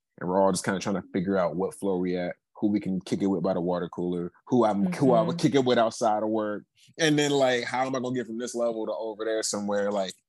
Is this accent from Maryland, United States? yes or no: yes; Prince George's County, Maryland, United States; moved away as an adult; also born or lived in Washington, D.C. / Madison, Wisconsin; I'm from Maryland. Like, I'm from PG County, bro.